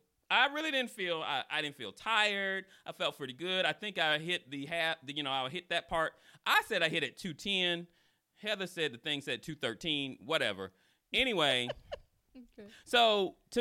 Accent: Atlanta, Georgia, United States; I'm from Atlanta

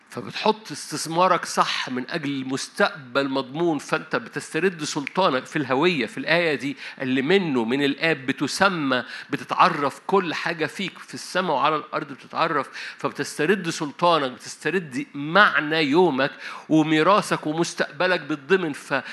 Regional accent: Upper Egypt, Egypt; أنا صعيدي

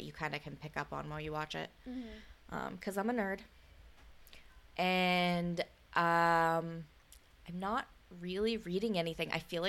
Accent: United States

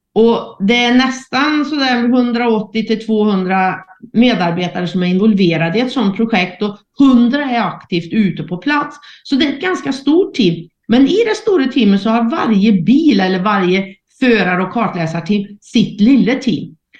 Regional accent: Värmland, Sweden; accent: Värmland dialect; jag är ju född och uppvuxen i Värmland och det hörs ju på dialekten.

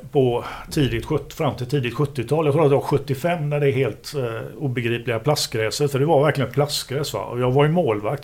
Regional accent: Gothenburg, Västra Götaland, Sweden; jag är göteborgare

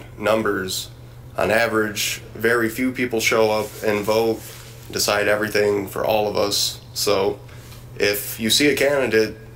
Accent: Beloit, Wisconsin, United States; I grew up here in Beloit

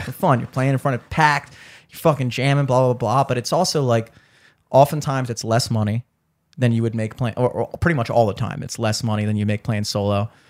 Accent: Towson, Maryland, United States; I grew up in Towson

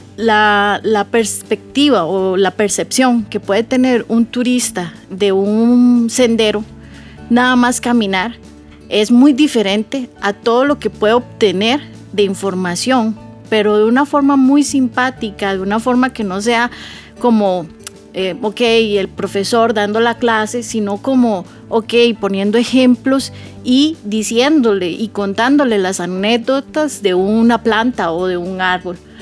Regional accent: Costa Rica; Yo puedo ser de Costa Rica, eh, haber vivido aquí muchos años

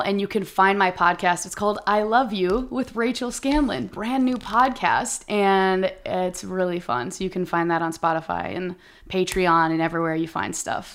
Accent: Minnesota, United States; moved away as an adult; I'm from Minnesota, we're from the Midwest

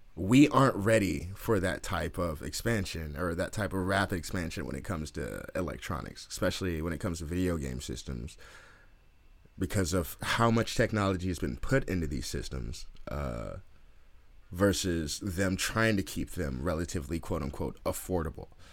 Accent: Oakland, California, United States; I'm from Oakland

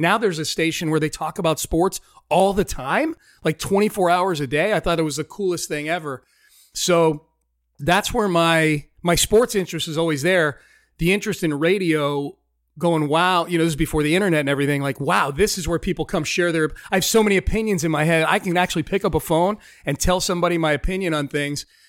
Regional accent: just outside of Hartford, Connecticut, United States; moved away as an adult; also born or lived in Pittsburgh, Pennsylvania / Denver, Colorado / Chicago, Illinois; now in Houston, United States; I spent most of my formative years in Connecticut, just outside of Hartford, Connecticut. Moved there when I was in third or fourth grade

